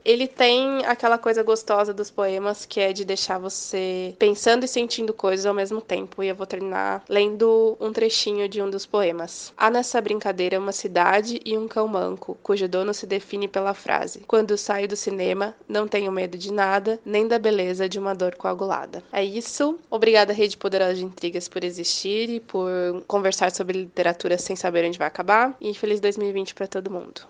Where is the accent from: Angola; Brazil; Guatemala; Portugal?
Brazil; São Paulo; sou paulista